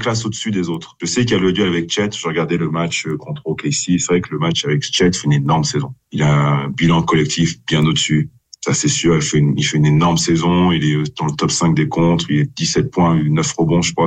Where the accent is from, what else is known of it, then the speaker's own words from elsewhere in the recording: France; en tant que Français